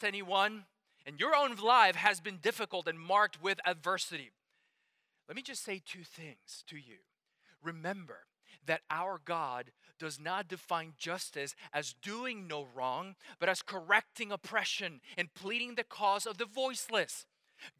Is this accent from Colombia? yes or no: yes; Colombia; now in United States; as I was getting ready to come from Colombia to the States